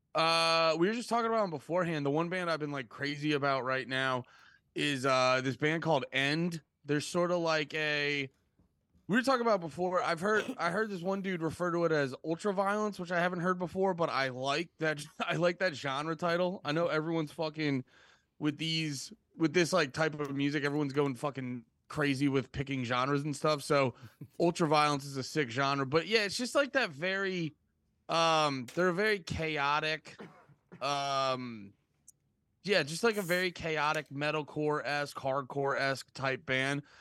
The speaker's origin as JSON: {"language": "English", "town": "Allentown", "region": "Pennsylvania", "country": "United States", "moved": "yes", "lives_now": "New Jersey, United States", "said": "originally from, uh, right outside of Allentown, P"}